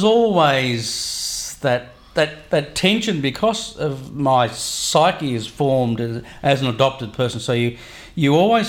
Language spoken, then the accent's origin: English; Hunter Valley, New South Wales, Australia; So I grew up in the Hunter Valley. Yep. In a place where there was a really high level of familial identity. Everyone was related to everybody else.